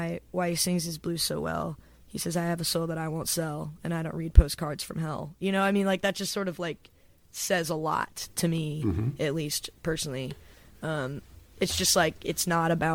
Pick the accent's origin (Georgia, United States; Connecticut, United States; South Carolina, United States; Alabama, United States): Georgia, United States; Johns Creek; moved away as an adult; also born or lived in Athens, Georgia; now in Nashville, United States; my hometown, which is called Johns Creek. And it's a suburb